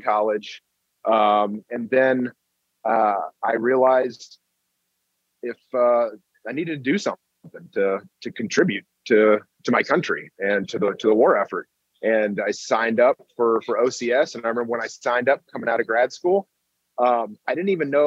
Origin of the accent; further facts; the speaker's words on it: Kentucky, United States; moved away; also born or lived in Ohio; I was born in Ohio and then grew up in Kentucky